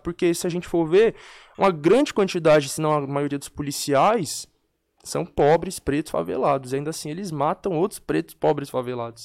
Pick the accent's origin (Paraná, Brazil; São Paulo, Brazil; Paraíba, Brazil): São Paulo, Brazil; Eu venho da Brasilândia, né? Onde é a minha origem. Nasci e cresci.